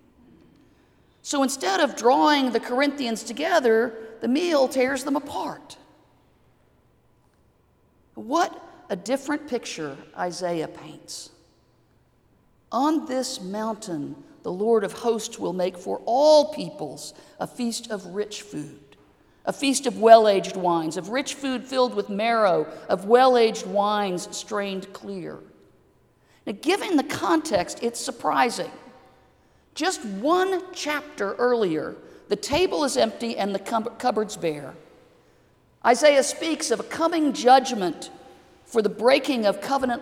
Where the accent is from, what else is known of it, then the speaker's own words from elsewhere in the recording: Texas, United States; I grew up in Texas with a swimming pool